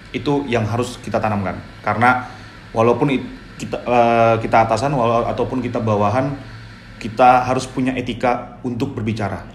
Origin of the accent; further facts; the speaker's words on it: Betawi, Jakarta, Indonesia; saya itu orang Betawi